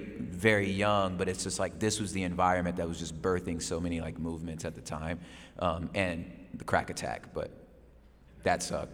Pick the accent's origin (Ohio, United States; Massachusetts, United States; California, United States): California, United States; Los Angeles; Los Angeles, South Central LA. That's where it all started for me. My dad's from Dallas, my mother's from DC.